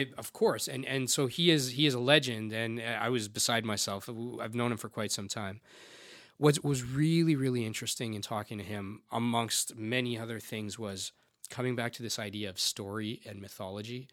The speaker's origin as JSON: {"language": "English", "country": "Canada", "tie": "born or raised there", "said": "a 40 year old second generation Indian guy, albeit I was born in Canada"}